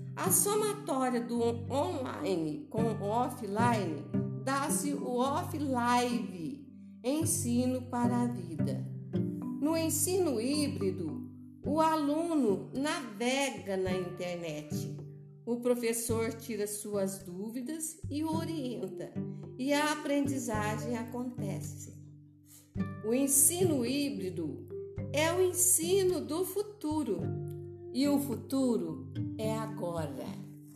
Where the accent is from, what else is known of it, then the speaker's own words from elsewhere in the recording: Boa Esperança, Minas Gerais, Brazil; Sou de Boa Esperança, sul de Minas Gerais.